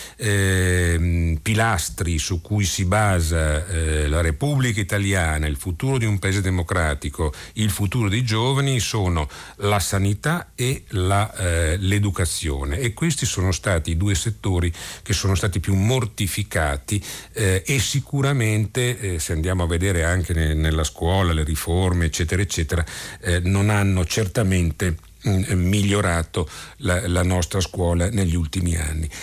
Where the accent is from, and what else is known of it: Italy